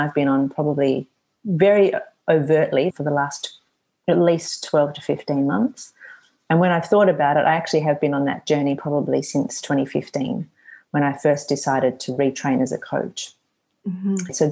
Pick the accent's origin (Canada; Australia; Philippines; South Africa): Australia; I have quite a good number of clients in Australia, my home country